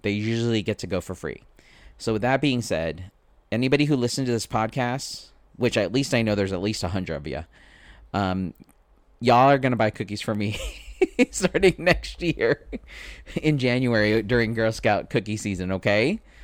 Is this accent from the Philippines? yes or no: yes; Philippines; I'm Filipino. It's my culture to feed people.